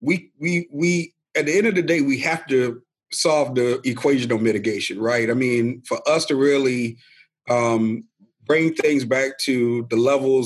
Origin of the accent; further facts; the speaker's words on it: Savannah, Georgia, United States; moved away as an adult; also born or lived in South Carolina Lowcountry; now in Charleston, United States; when my mom passed away when I was young, my grandmother raised me in Savannah